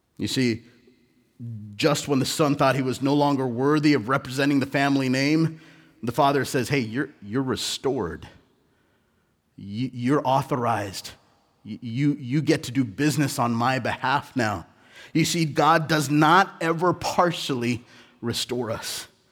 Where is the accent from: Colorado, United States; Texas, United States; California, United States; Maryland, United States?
California, United States; Southern; also born or lived in India; I was born in India, but I was raised in Southern California